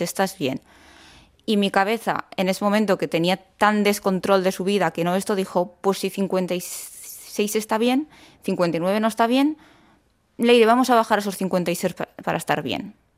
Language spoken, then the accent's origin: Spanish; Basque Country, Spain; now in Córdoba, Spain; soy del País Vasco